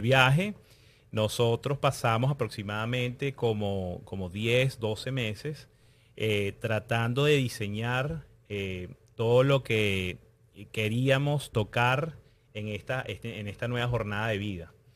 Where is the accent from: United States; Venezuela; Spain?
Venezuela; moved away as an adult; Nosotros somos eh, inmigrantes venezolanos.